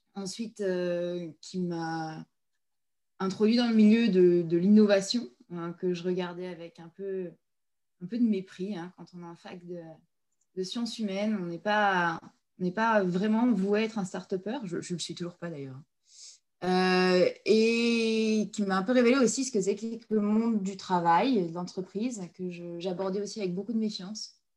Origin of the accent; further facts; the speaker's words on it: Provence-Alpes-Côte d'Azur, France; moved away; Je suis une montagnarde, je viens des Hautes-Alpes